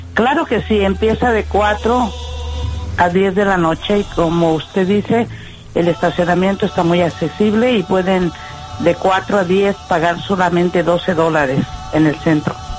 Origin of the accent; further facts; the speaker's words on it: Mexico; now in Chicago, United States; nuestro México